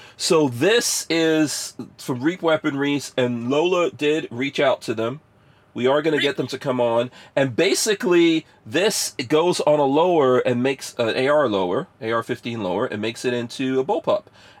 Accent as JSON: {"language": "English", "country": "India", "said": "I'm Indian, and I can say this shit. I want to see the Indians put some people."}